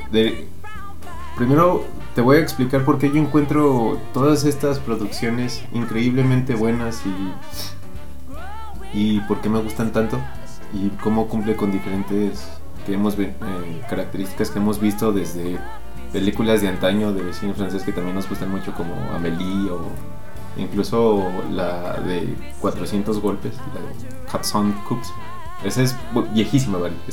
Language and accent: Spanish; Aguascalientes, Mexico; aguas calientes nuestra bella ciudad de cantera y plata